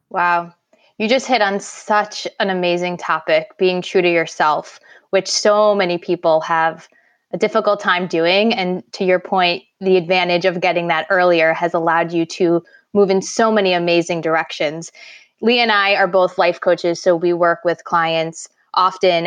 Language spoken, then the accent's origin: English; New York, United States; growing up in New York, I've been around snow my whole life